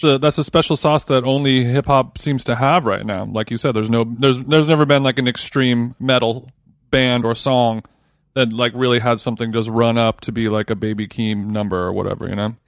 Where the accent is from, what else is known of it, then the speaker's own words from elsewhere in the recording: Southern California, United States; I was from Southern California